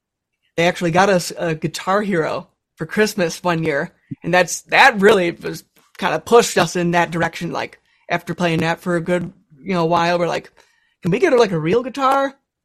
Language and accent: English; Michigan, United States; moved away; All of us, we're originally from Michigan.